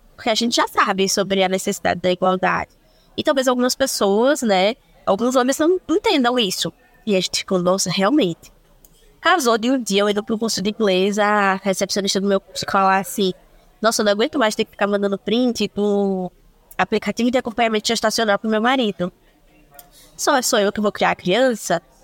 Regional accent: Recife, Pernambuco, Brazil; sou de Recife, estou e pretendo permanecer por mais algum tempo

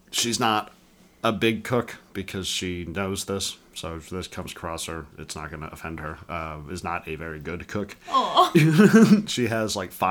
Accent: England, United Kingdom; born there; I was born in England.

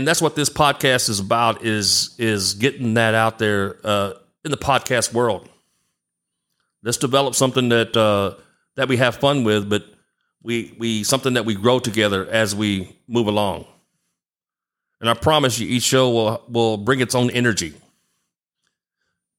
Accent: Galveston, Texas, United States; I'm from Galveston Island, which is on the Gulf Coast, about an hour south of Houston

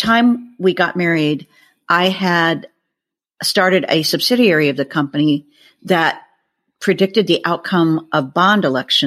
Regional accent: Omaha, Nebraska, United States; I was born and raised in Omaha, Nebraska

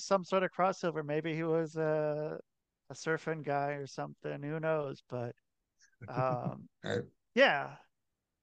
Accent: Oregon, United States; I'm from Oregon

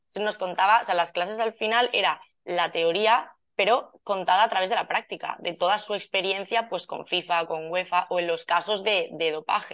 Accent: Valencia, Valencian Community, Spain; yo soy de Valencia

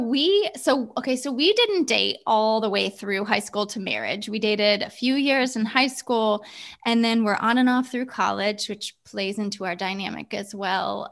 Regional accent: Ohio, United States; moved away as an adult; now in California, United States; grew up in Ohio

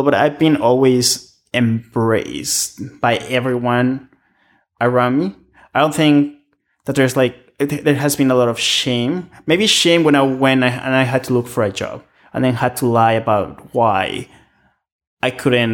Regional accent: Mexico; now in Canada; I'm from Mexico, right? Like, I live in Canada.

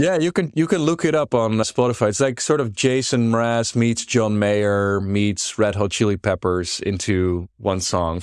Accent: Netherlands; I grew up here in the Netherlands. I'm as Dutch as they come.

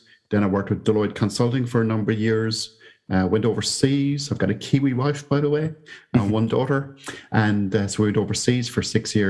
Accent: Ireland; moved away as an adult; now in Wellington, New Zealand; I came from Ireland to Victoria University here in Wellington, New Zealand, as an academic in the business school.

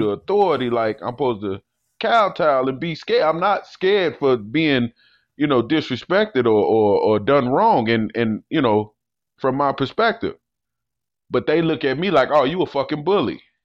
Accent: Chicago, Illinois, United States; growing up in Chicago

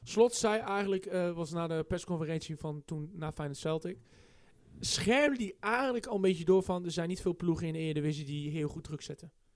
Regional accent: Netherlands; als Nederlands

